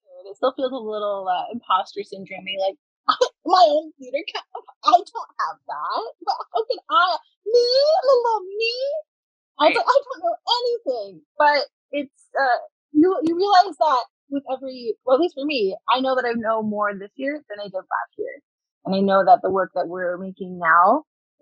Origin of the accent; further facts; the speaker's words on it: Hamilton, Ontario, Canada; We're both from Hamilton, in the Hamilton area